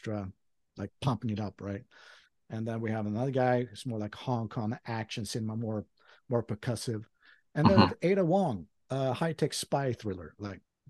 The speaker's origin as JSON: {"language": "English", "town": "Skövde", "region": "Västra Götaland", "country": "Sweden", "tie": "born or raised there", "second_language": "English", "moved": "as an adult", "lives_now": "Japan", "said": "my hometown of Skövde"}